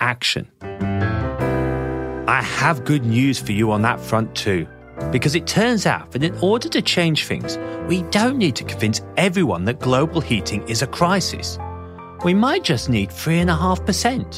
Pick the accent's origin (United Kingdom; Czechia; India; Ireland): United Kingdom; England; I was a nerdy teenager growing up in England